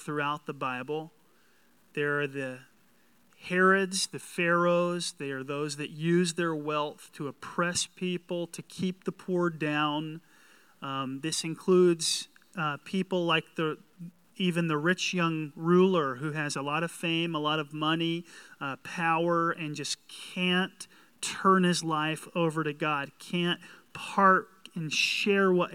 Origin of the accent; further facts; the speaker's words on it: the South, United States; I'm from the South